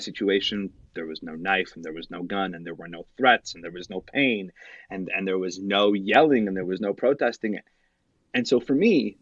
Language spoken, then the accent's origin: English; Salt Lake City, Utah, United States; When I was growing up, I grew up in Salt Lake City